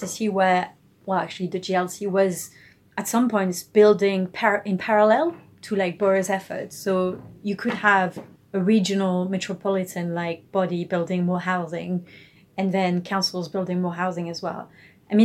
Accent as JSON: {"language": "English", "country": "France"}